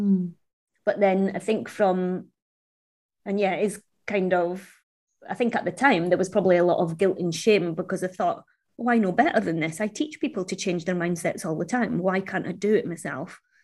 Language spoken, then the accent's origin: English; Scotland, United Kingdom; being Chinese, growing up in Scotland wasn't easy.